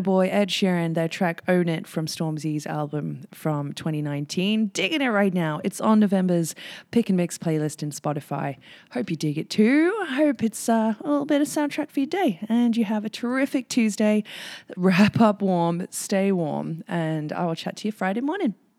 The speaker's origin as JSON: {"language": "English", "region": "England", "country": "United Kingdom", "tie": "born or raised there", "moved": "yes", "lives_now": "Whistler, Canada", "said": "when I was growing up in England"}